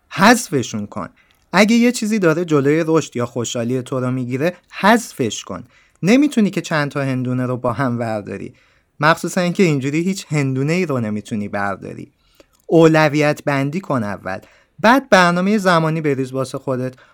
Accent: Iran; نفهمن من ایرانیم

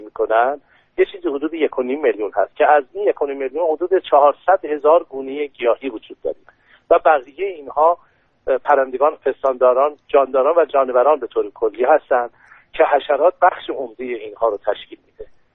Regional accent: Iran; به عنوان یک ایرانی به عنوان یک مسلمان

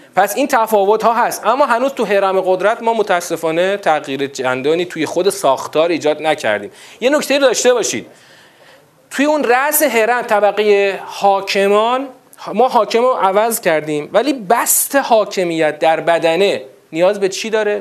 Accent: Iran; تو همین ایران مسلمان شیعه دوازده امامی خودمون

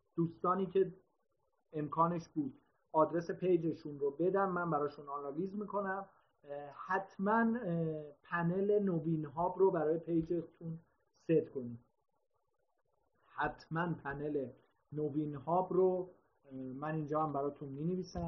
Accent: Iran

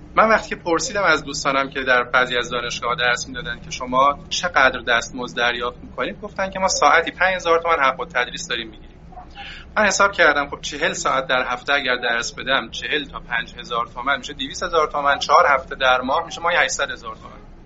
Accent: Qaem Shahr, Mazandaran, Iran; moved away as an adult; also born or lived in Gilan; در استان مازندران من بله در استان مازندران دوران کودکیم رو گذروندم

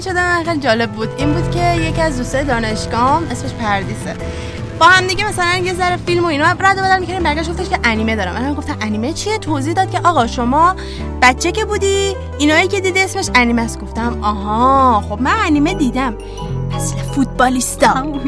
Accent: Iran; با همین نژاد به عنوان یک ایرانی زندگی کنم

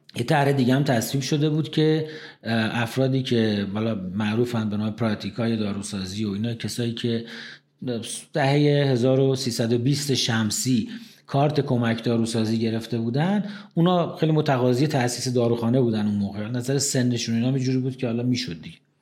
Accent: Tehran, Tehran Province, Iran; also born or lived in Ahvaz, Khuzestan; من متولد نهم خرداد 1348 هستم در تهران توی قلحک بیمارستان کیام متولد شدم

